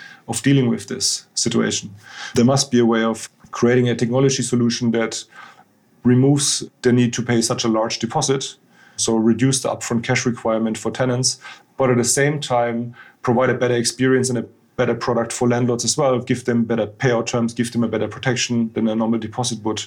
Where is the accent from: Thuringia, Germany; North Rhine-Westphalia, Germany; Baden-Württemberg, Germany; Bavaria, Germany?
Bavaria, Germany; a small village near Munich; English is a second language; moved away as an adult; also born or lived in Frankfurt; now in London, United Kingdom; I'm originally from the south of Germany, actually, which a lot of people probably associate with beer and schnitzel, which we do like actually a lot in Bavaria. But yeah, I actually grew up in a very small village, not too far from Munich